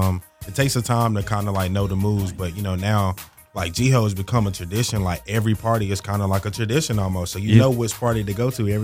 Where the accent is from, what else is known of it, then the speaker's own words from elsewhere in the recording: Rocky Mount, North Carolina, United States; I'm from the 252 Rocky Mountain, North Carolina.